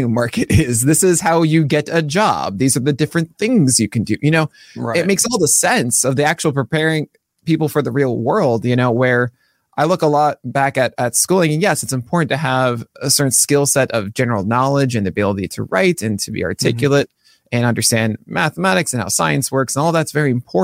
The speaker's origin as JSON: {"language": "English", "town": "New York City", "region": "New York", "country": "United States", "tie": "born or raised there", "said": "growing up in Brooklyn"}